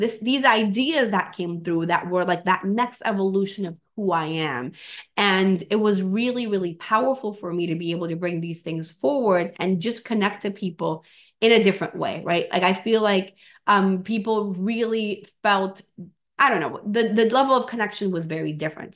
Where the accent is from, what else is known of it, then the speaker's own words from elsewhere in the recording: Venezuela; moved away; I'm from Venezuela.